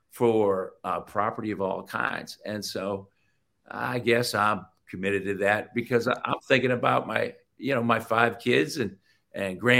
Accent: Ohio, United States; I grew up in Ohio. That white picket fence, that dog, and 2.5 children.

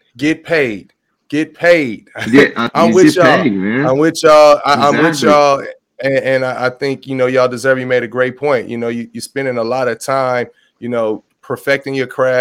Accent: Los Angeles, California, United States; now in Atlanta, United States; I'm from Los Angeles. I live in Atlanta, Georgia now.

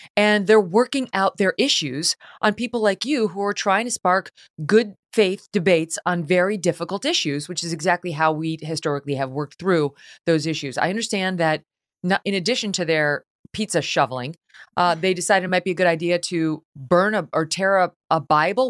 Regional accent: Delmar, New York, United States; moved away; also born or lived in Syracuse, New York; we moved from Syracuse to Albany, so he could take that job. I grew up a stone's throw from there in a small suburb called Del Mar, uh, for my middle school and high school years

